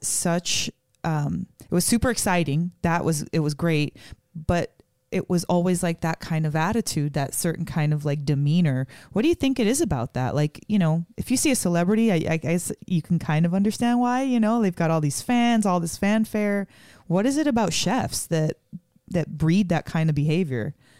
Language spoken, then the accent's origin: English; Las Vegas, Nevada, United States; moved away as an adult; now in Portland, United States; we're originally from Vegas. Um, we live in Portland